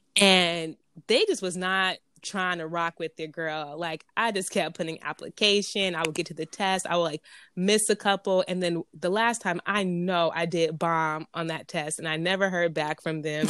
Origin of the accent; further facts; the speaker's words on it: Pomona, California, United States; I was raised in Pomona, P-Town, California